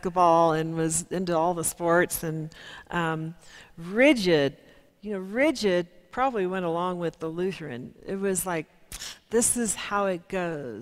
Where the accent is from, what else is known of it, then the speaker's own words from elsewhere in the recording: Kansas, United States; I'm from Kansas